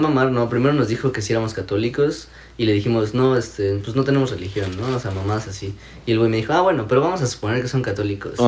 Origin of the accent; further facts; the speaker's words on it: Mexico; moved away as an adult; now in Toronto, Canada; yo, ah, de México